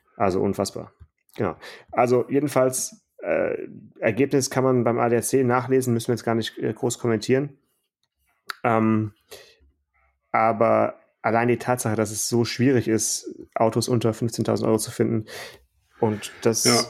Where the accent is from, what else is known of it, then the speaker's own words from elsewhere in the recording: Stuttgart, Baden-Württemberg, Germany; in meiner Kindheit, in meiner Jugend, E-Klasse in Stuttgart